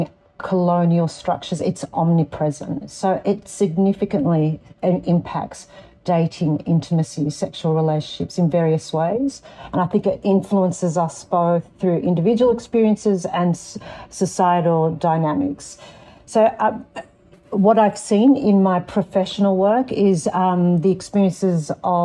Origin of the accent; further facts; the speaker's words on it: Darug land, New South Wales, Australia; also born or lived in Lebanon (ancestry); I was born on Darug land and now reside on Gadigal land